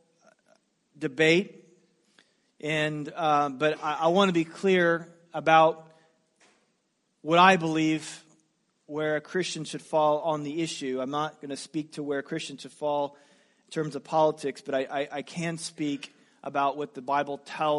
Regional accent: United States; as an American.

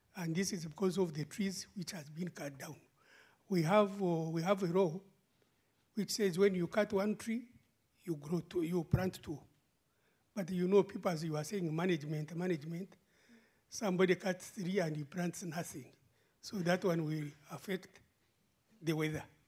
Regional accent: Uganda; moved away as an adult; now in Brussels, Belgium; when I was growing up in Uganda

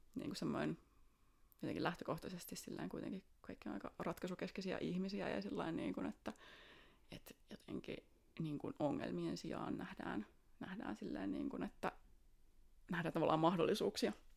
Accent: Espoo, Uusimaa, Finland; also born or lived in Tampere; Tulen Espoosta

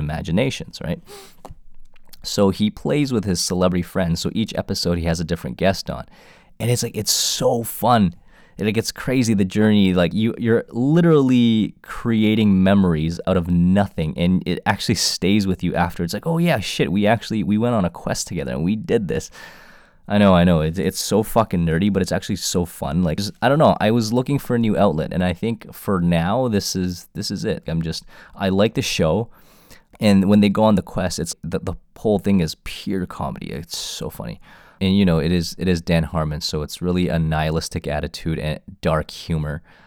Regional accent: Toronto, Ontario, Canada; I was born in Canada, uh, Toronto homegrown

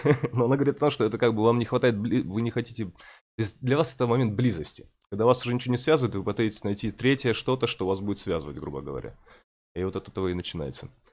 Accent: Murmansk, Murmansk Oblast, Russia; moved away; что я из Мурманска, что я с севера

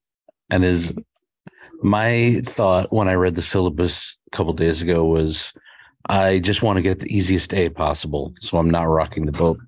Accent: New York City, New York, United States; moved away as an adult; now in Los Angeles, United States; We're both from Queens, New York.

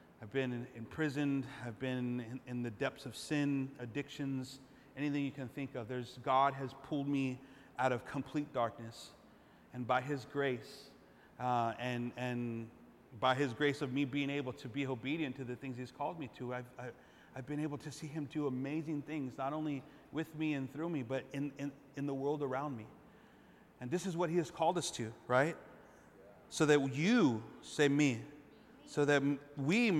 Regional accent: Los Angeles, California, United States; moved away; I'm from East Los.

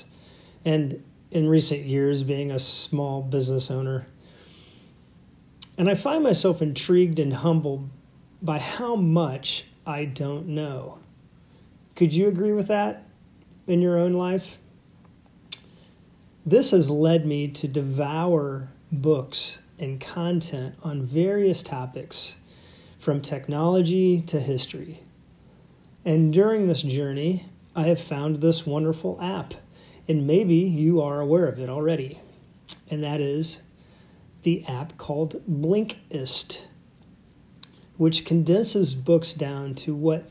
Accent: United States; growing up in America, we studied Lincoln at some point, probably many points, as a significant president and cultural figure.

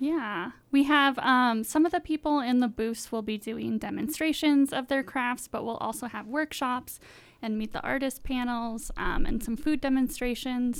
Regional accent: Wisconsin, United States; now in Salt Lake City, United States; I'm originally from Wisconsin, not Utah

